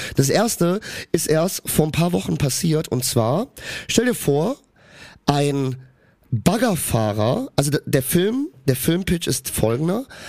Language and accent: German; Cologne, North Rhine-Westphalia, Germany; ich bin in Köln geboren, in Köln aufgewachsen